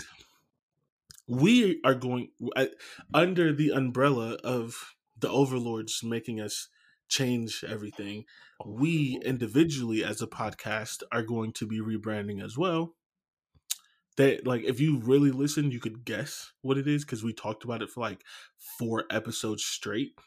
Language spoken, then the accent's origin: English; Canton, Ohio, United States; I'm from Canton. There's nothing there